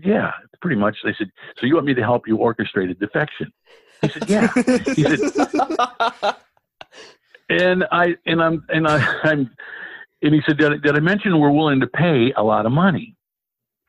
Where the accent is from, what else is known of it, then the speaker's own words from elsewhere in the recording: Detroit, Michigan, United States; that's my hometown, Detroit